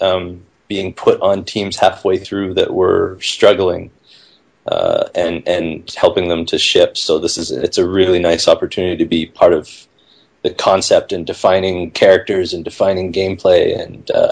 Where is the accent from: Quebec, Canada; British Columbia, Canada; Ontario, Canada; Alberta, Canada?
British Columbia, Canada; Vancouver; I'm originally from Vancouver, Canada.